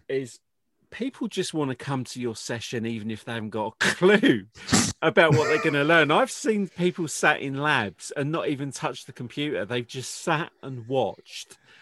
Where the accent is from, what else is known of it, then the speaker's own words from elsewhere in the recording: United Kingdom; I'm British